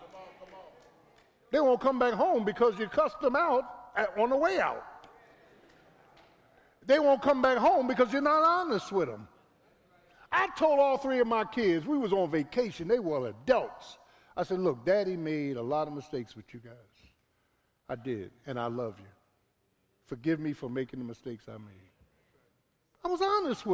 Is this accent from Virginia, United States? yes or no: no; Philadelphia, Pennsylvania, United States; I'm from Philly. I'm from South Philly.